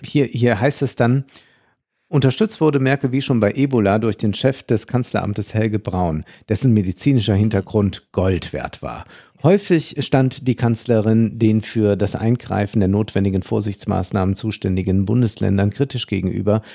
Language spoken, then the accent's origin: German; Germany; uns als Deutsche